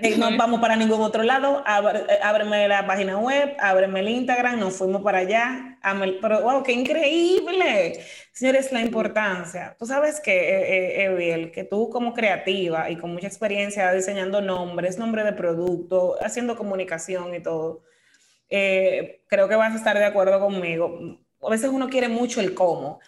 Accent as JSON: {"language": "Spanish", "country": "Dominican Republic", "tie": "born or raised there", "said": "somos dominicanos, esa es nuestra nacionalidad, parte de nuestra identidad vivimos aquí, nacimos aquí, vivimos aquí"}